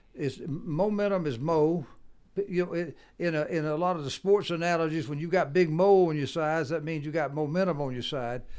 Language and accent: English; the South, United States; I'm from the South, and I can talk faster.